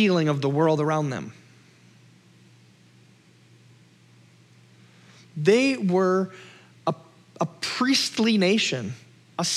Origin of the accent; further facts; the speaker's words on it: Minnesota, United States; I'm Minnesotan